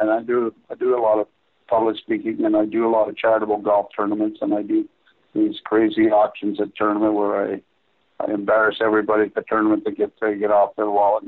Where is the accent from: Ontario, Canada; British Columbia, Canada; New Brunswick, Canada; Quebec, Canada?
Ontario, Canada; Toronto; Harry, I grew up in Toronto, I'm a Maple Leafs fan.